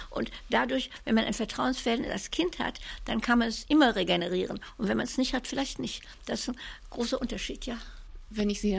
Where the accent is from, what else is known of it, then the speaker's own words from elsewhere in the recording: Cologne, North Rhine-Westphalia, Germany; Adenauer war ja Kölner, ich war ja Kölnerin.